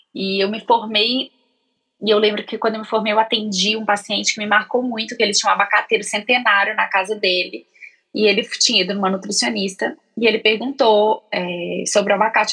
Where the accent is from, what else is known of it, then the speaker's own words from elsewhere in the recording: Belo Horizonte, Minas Gerais, Brazil; moved away as an adult; now in São Paulo, Brazil; quando eu mudei para São Paulo, porque eu sou de Belo Horizonte